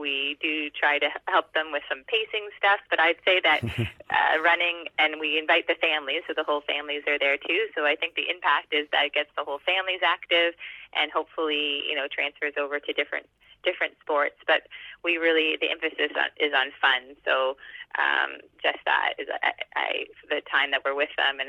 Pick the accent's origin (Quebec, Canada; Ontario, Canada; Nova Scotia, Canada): Nova Scotia, Canada; Halifax; I'm from Halifax, Nova Scotia